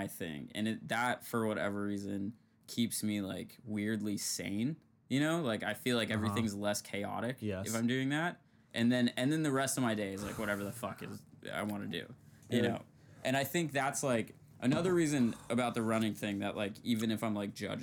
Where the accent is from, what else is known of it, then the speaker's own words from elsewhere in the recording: Seattle, Washington, United States; moved away; I come from Seattle